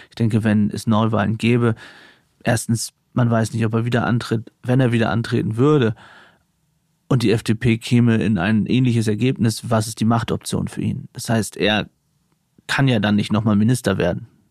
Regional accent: Aurich, Lower Saxony, Germany; in meiner Heimatstadt Aurich

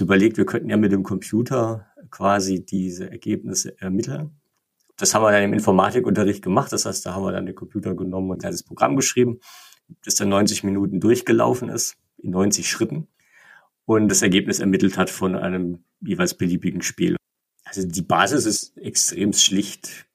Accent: Igersheim, Baden-Württemberg, Germany; Mein Heimatort ist Igersheim, einer romantischen Straße, 5000 Einwohner ungefähr

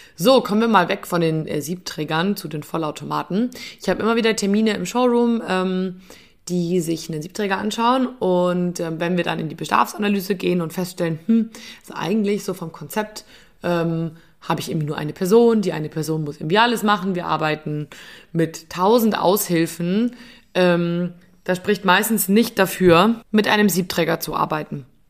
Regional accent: Bavaria, Germany; bei uns in Bayern

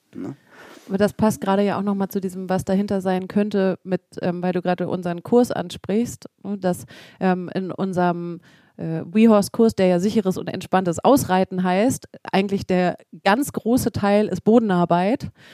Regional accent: Hamburg, Germany; ich komme ja mitten aus Hamburg

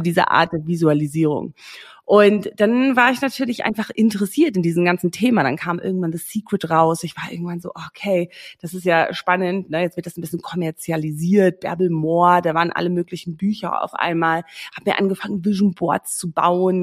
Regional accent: Namibia; moved away as an adult; also born or lived in England / Australia / Berlin, Germany; Ich bin in Namibia groß geworden, aufgewachsen, geboren

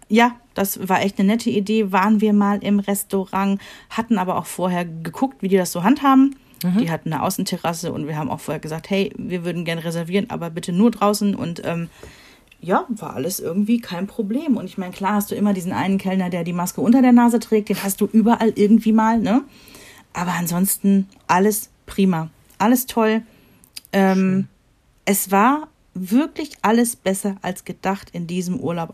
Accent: Rhineland, Germany; wir sind Rheinländer

